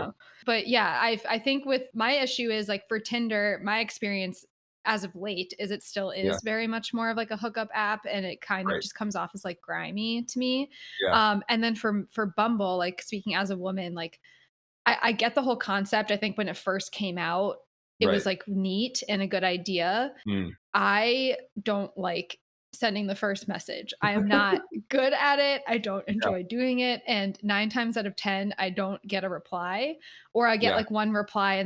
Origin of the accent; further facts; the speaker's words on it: Connecticut, United States; we're from Connecticut.